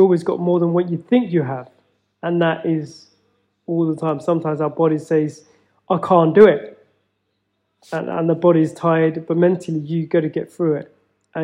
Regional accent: Feltham, London, United Kingdom; growing up in Feltham

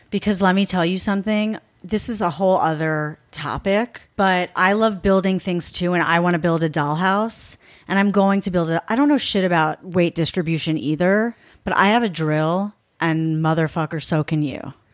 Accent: East Coast, United States; now in Los Angeles, United States; I'm from the East Coast, so I say Mos

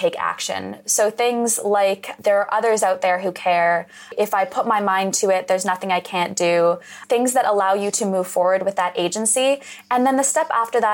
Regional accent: Western Canada, Canada; I grew up in Western Canada, just adjacent to the oil sands

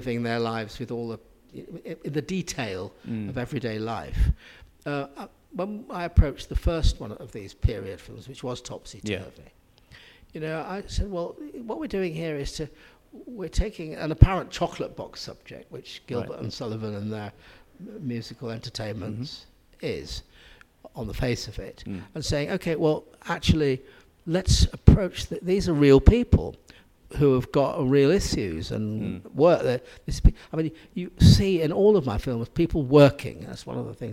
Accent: Manchester, North West England, United Kingdom; I grew up in the Manchester area, really very close to where it happened is where I lived.

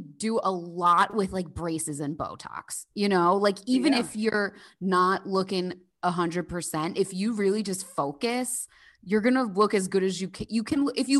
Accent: New Jersey, United States; I'm from New Jersey.

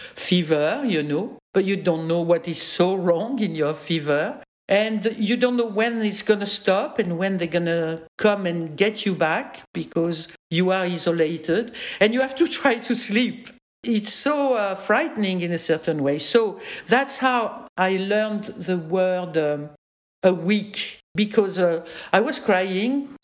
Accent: France; accent: French; English is a second language; I'm French

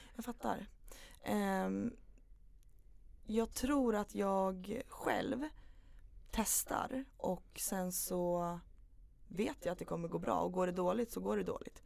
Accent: Upplands Väsby, Stockholm County, Sweden; also born or lived in Knivsta; Jag föddes i Upplands Väsby. Mm. Bodde där tills jag var nio år ungefär.

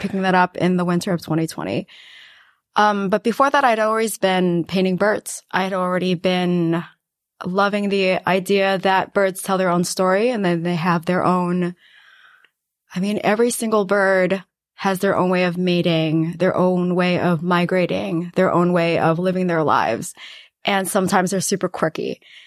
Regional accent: New York City, New York, United States; also born or lived in Guangdong, China / West Harlem, New York City; I actually grew up in a house. um, in Queens.

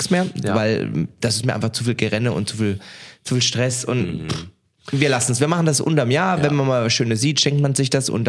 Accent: Swabia, Germany; now in Cologne, Germany; ich komme aus dem Schworbeländle, gell?

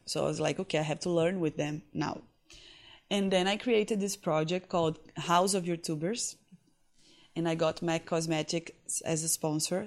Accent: Recife, Pernambuco, Brazil; English is a second language; I was born in Recife, northeast of Brazil

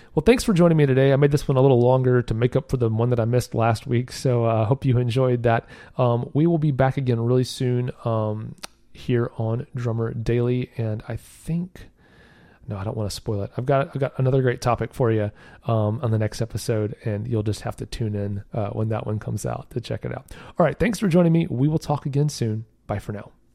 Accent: the South, United States; I'm from the South, so don't get too big for your britches, as they say down here

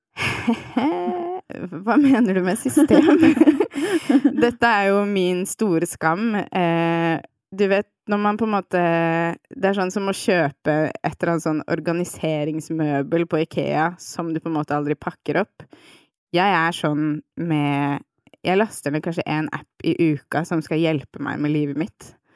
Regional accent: Nesodden, Akershus, Norway; also born or lived in Svolvær; now in Oslo, Norway; jeg vokste opp på Tøyen eh, i Oslo, og så har jeg bodd de aller fleste barneårene mine på Nesodden

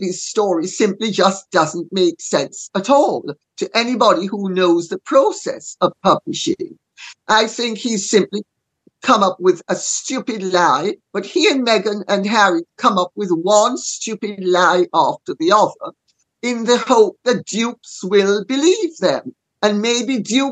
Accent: Jamaica; I'm Jamaican

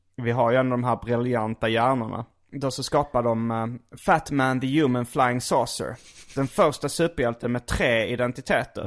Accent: Skåne, Sweden; accent: skånska; jag är från Skåne, vi pratar alltid så här

